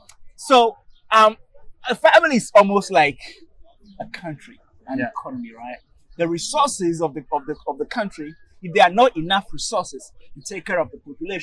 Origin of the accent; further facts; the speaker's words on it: Togo; I'm from Togo